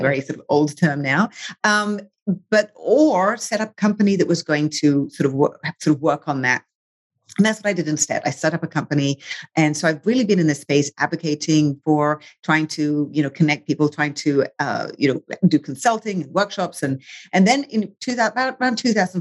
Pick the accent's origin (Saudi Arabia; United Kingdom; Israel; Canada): United Kingdom; England; moved away as an adult; I grew up in England. I am British and American now.